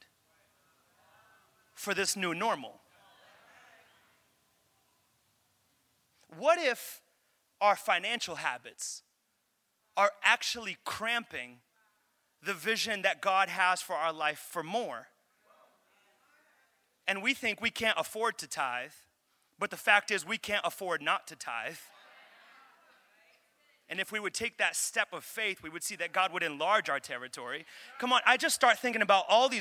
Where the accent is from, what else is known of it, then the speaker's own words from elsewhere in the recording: Pawtucket, Rhode Island, United States; also born or lived in Central Falls; I'm from Pawtucket